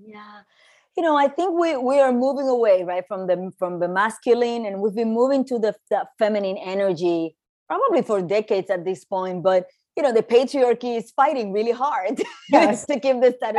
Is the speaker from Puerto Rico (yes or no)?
yes; Puerto Rico; moved away as an adult; also born or lived in New York; I was born and raised in Puerto Rico. And I moved to New York in my early 20s